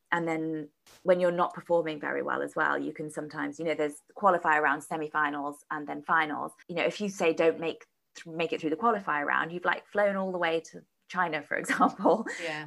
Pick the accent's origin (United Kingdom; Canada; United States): United Kingdom; around London; moved away as an adult; also born or lived in Sheffield; I moved to Sheffield to go to university because I grew up around London